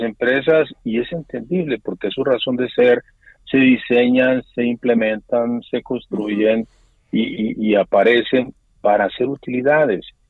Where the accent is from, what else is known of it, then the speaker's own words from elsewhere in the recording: Mexico; somos los mexicanos los que pagamos todo eso hoy